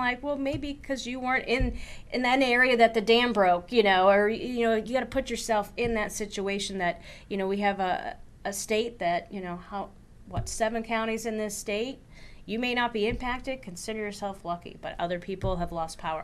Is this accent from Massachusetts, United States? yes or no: yes; Eastern Massachusetts, United States; moved away as an adult; also born or lived in Vermont; I grew up in Eastern Mass, and I went to college in upstate Vermont